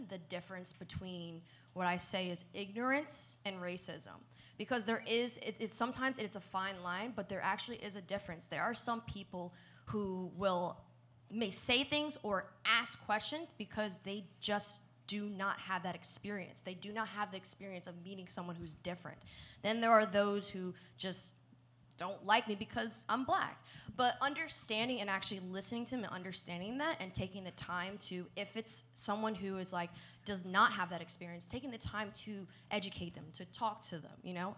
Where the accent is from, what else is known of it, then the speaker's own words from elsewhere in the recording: New Jersey, United States; moved away as an adult; also born or lived in Kentucky; I grew up in New Jersey.